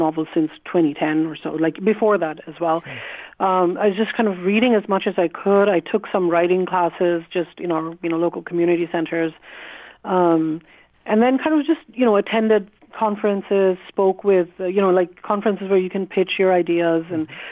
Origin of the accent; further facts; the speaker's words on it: Bangladesh; English is a second language; also born or lived in Germany; now in Vancouver, Canada; I'm not Indian, I'm from Bangladesh